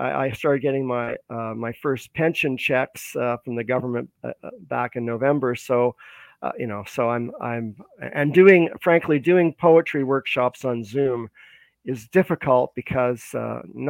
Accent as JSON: {"language": "English", "town": "Vancouver", "region": "British Columbia", "country": "Canada", "tie": "born or raised there", "also_born_or_lived": "Toronto", "said": "I was born in Vancouver, British Columbia. And I lived out here for a good part of my life growing up here, going through school"}